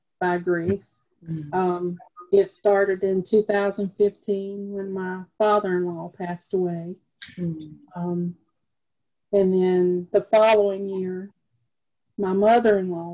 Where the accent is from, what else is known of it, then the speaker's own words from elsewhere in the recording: Lake City, South Carolina, United States; now in Florence, United States; Grew up in the tiny town of Lake City.